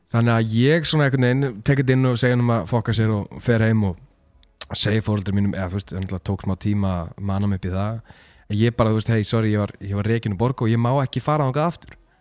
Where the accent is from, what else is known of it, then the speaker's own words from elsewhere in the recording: Mosfellsbær, Capital Region, Iceland; Ég er úr Mosó